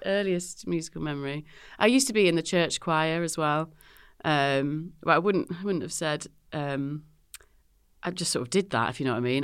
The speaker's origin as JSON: {"language": "English", "area": "Northamptonshire", "region": "East Midlands", "country": "United Kingdom", "moved": "as an adult", "lives_now": "Manchester, United Kingdom", "said": "I'm from the Midlands"}